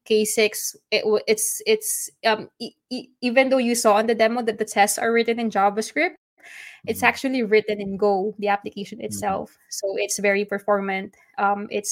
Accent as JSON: {"language": "English", "country": "Philippines", "said": "I'm from the Philippines, so adobo is our national dish"}